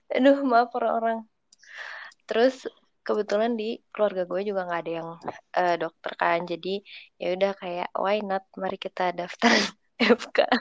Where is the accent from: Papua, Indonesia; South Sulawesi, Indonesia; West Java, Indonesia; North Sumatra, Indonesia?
West Java, Indonesia; Cirebon; gue dari SD sampai SMA itu di Cirebon